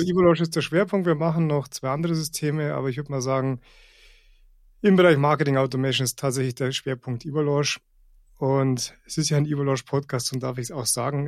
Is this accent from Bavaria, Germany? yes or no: yes; Rosenheim, Bavaria, Germany; ich, ich bin hier aufgewachsen und ähm, bin hier immer wieder zurückgekommen